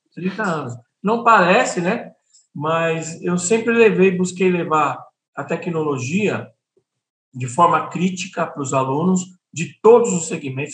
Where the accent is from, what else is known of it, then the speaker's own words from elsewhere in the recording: São Paulo, Brazil; moved away as an adult; now in Piauí, Brazil; Eu sou de São Paulo